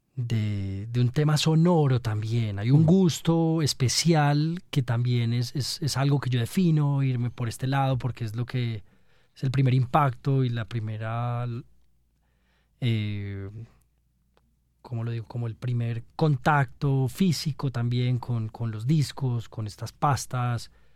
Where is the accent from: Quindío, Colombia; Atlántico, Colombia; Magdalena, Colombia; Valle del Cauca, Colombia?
Quindío, Colombia; Armenia; moved away as an adult; also born or lived in Germany; yo nací en Armenia